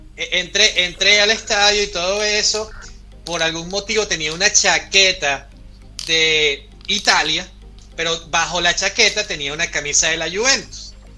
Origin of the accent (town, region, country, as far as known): Venezuela